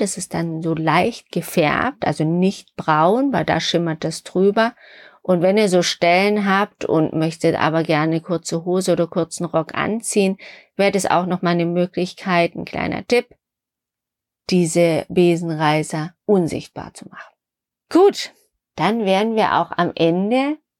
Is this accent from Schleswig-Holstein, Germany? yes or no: no; Stuttgart, Baden-Württemberg, Germany; in Schwaben, Stuttgart, wo ich herkomme